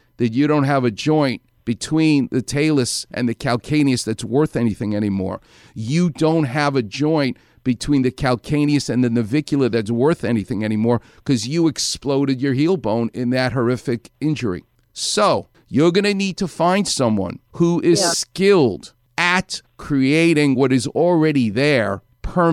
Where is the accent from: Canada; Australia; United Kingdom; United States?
United States; New York City, New York; a New Yorker like me. I'm from Far Rockaway.